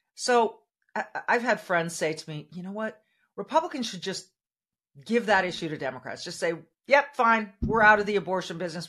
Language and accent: English; California, United States; now in Minnesota, United States; the state of California, my home state, my, where I was born and raised